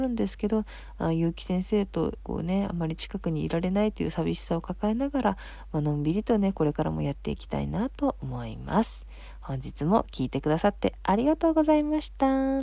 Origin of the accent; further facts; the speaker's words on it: Kanto, Japan; moved away as an adult; now in Tohoku, Japan; うき先生も私も、もともとね、出身は関東の方なんですけれども